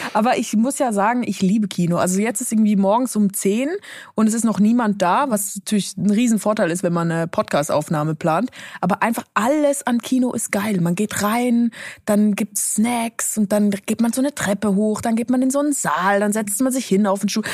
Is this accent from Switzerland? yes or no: yes; Switzerland; moved away; so wie ich es in der Schweiz gelernt habe.